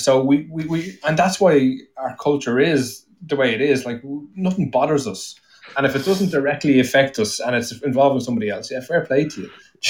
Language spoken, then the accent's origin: English; Ireland